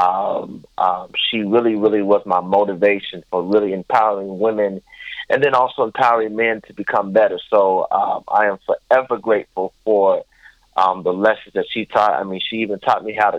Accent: Seattle, Washington, United States; moved away as an adult; now in Florida, United States; I'm originally from Seattle, Washington. Born and raised there

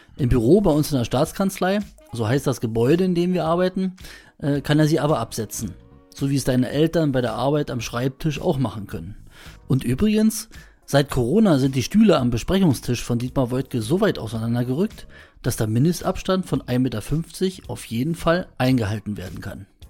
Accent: Brandenburg, Germany; Bei uns in Brandenburg

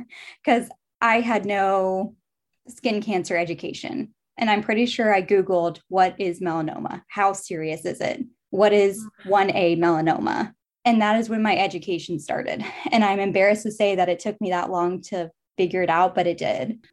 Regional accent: Charlottesville, Virginia, United States; I grew up in Charlottesville, Virginia, lived in Virginia my entire life.

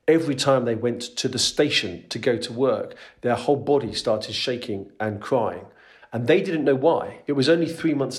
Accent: London, United Kingdom; moved away as an adult; also born or lived in Netherlands; now in Utrecht, Netherlands; I'm originally from London in the UK, but escaped about 18 years ago and now live over here in the Netherlands

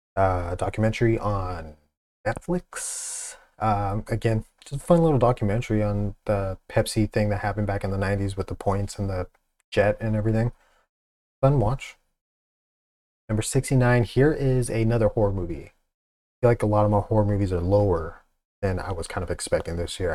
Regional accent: Pacific Northwest, United States; I'm from the Pacific Northwest

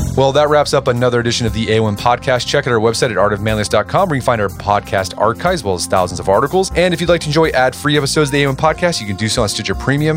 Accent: Tulsa, Oklahoma, United States; my hometown, Tulsa

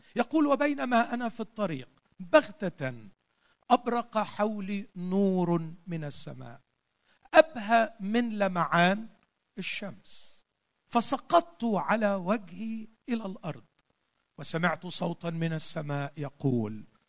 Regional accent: Egypt; عندنا في مصر

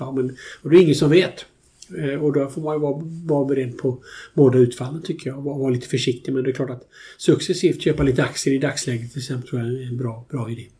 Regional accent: Alingsås, Västra Götaland, Sweden; also born or lived in United States; Jag växte upp i Alingsås

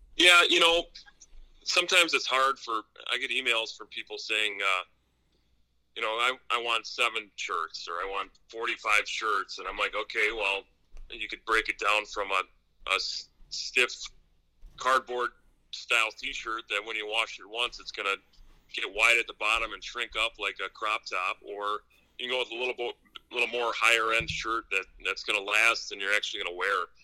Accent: Wisconsin, United States; I'm been born and raised in Wisconsin

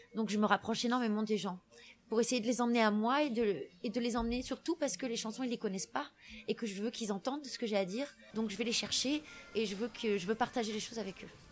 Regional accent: France; je suis française, donc j'écris français

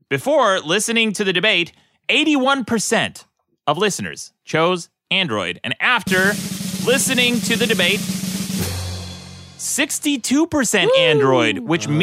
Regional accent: Utah, United States; moved away; I'm from Utah. Born and raised

